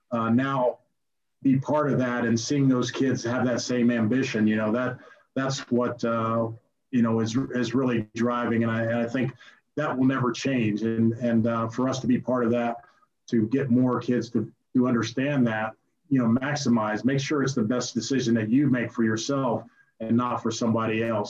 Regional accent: Ohio, United States; moved away as an adult; growing up in Ohio

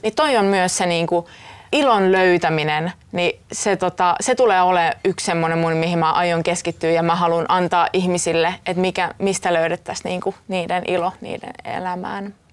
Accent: Pori, Satakunta, Finland; mä oon Porista kotoisin ja mulla ei ollut siellä yhtään esikuvia

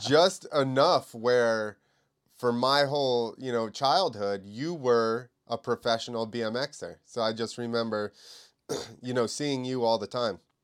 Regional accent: New Jersey, United States; I'm from New Jersey

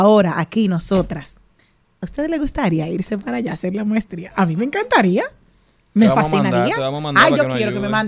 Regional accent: Monte Plata, Dominican Republic

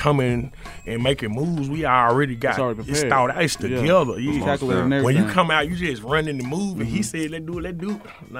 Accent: Mississippi, United States; also born or lived in Los Angeles; I was staying in LA, you know what I'm saying? And you know, I'm from Mississippi. I'm from Mississippi.

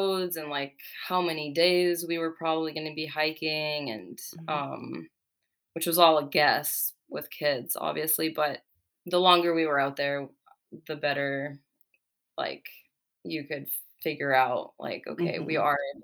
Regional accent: California, United States; born or raised there; also born or lived in Czech Republic

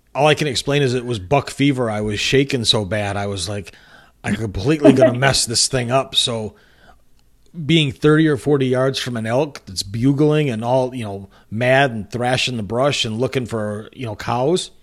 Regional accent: just north of Port Huron, Michigan, United States; moved away; I grew up just north of Port Huron

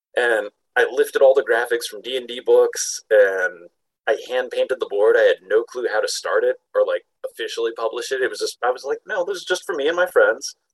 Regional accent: Panama City, Florida, United States; now in Salt Lake City, United States; I grew up in Panama City, Florida, like the spring break capital of the world

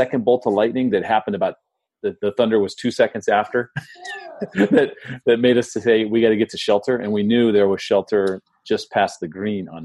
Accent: San Diego, California, United States; also born or lived in Phoenix, Arizona; now in St. Petersburg, United States; where I grew up in San Diego

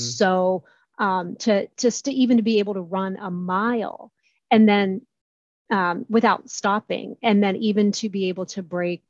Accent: Columbus, Ohio, United States; I am from Columbus, Ohio

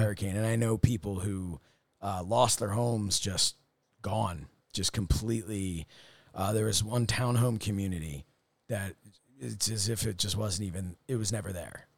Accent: Upper Dublin, Pennsylvania, United States; where I grew up in Upper Dublin was the township I grew up

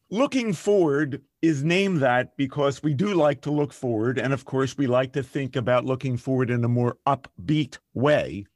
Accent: Philadelphia, Pennsylvania, United States; I'm from Philadelphia

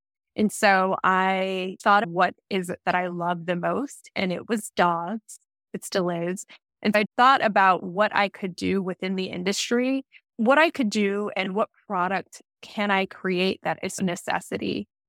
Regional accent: Los Angeles, California, United States; I grew up in Los Angeles, and the entertainment industry, it's a major industry out here.

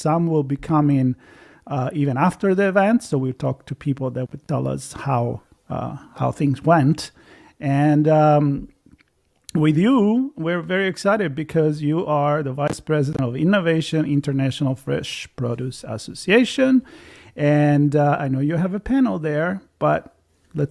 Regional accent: Tuscany, Italy; I grew up in Tuscany.

